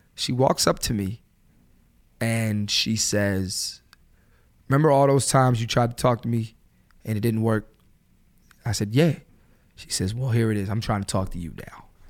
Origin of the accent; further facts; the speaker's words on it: Philadelphia, Pennsylvania, United States; growing up in Philly